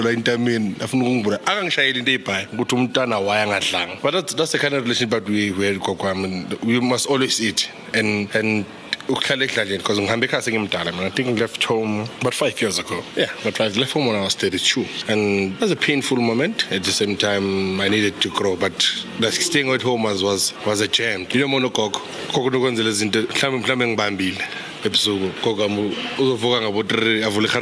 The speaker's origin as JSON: {"language": "English", "town": "Tembisa", "region": "Gauteng", "country": "South Africa", "tie": "born or raised there", "said": "Growing up in Tembisa, I had a better relationship with my grandmother than I had with my mom"}